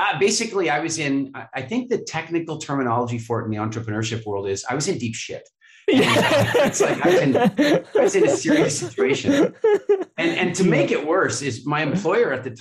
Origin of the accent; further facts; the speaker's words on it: Canada; I grew up in Canada